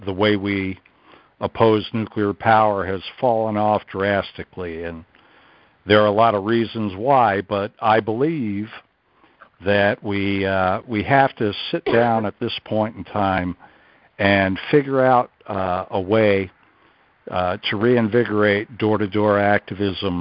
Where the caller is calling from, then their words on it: Vermont, United States; I'm calling from Vermont